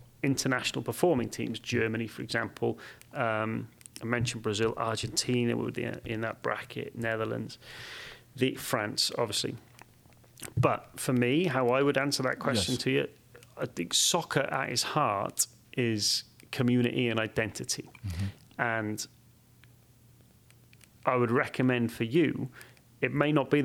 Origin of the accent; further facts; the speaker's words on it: Wales, United Kingdom; moved away as an adult; now in United States; I grew up in Wales, and I love it. And I moved to America, and I absolutely love it